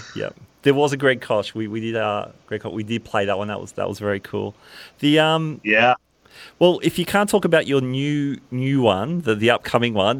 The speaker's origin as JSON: {"language": "English", "country": "Australia", "said": "I'm from Australia"}